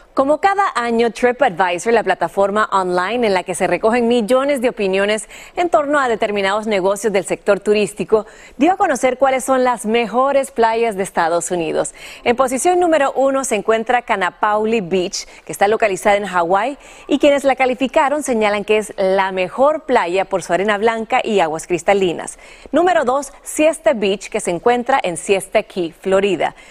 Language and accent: Spanish; Honduras; nosotros los hondureños